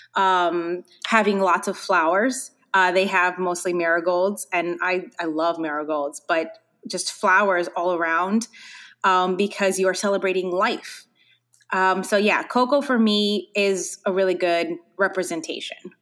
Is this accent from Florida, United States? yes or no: yes; Hialeah, Florida, United States; I grew up actually in Hialeah